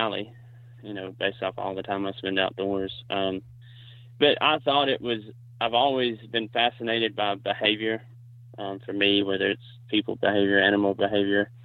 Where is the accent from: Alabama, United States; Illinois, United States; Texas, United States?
Alabama, United States; also born or lived in South Carolina; I'm from Alabama.